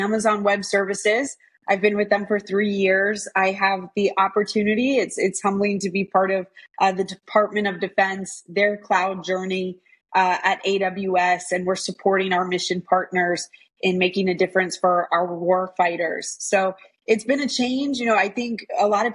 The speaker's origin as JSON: {"language": "English", "town": "Washington", "region": "District of Columbia", "country": "United States", "tie": "born or raised there", "also_born_or_lived": "Boston, Massachusetts / Alabama", "said": "we grew up in the Washington, D.C. area"}